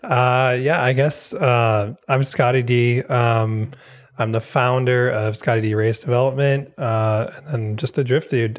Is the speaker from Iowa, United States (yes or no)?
no; Wisconsin, United States; moved away; I'm from Wisconsin originally. Uh, so I grew up there